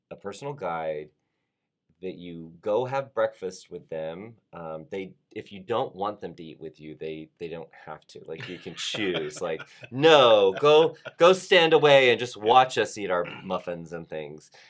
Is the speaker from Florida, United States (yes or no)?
yes; Florida, United States; I'm from Florida. You and I mm-hmm. are both from Florida.